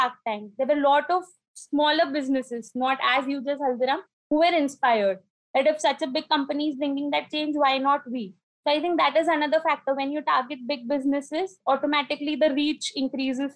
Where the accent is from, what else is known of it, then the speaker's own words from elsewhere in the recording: Nagpur, Maharashtra, India; moved away as an adult; now in Indore, India; I am from Nagpur, the city of oranges, Maharashtra. And I've got married and shifted to Indore, Madhya Pradesh.